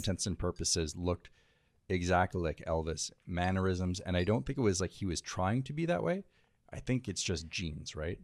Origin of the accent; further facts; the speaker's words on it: Canada; now in United States; I'm a Canadian